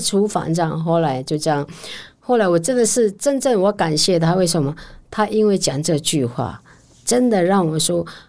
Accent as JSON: {"language": "Chinese", "town": "Wutai", "region": "Pingtung County", "country": "Taiwan", "moved": "yes", "lives_now": "Taipei, Taiwan", "said": "我来自屏东县五台乡的部落。"}